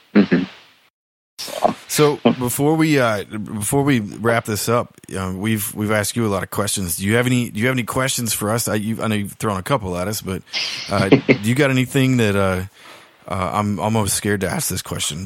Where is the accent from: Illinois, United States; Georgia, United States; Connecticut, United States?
Georgia, United States; South; moved away; where I grew up in South Georgia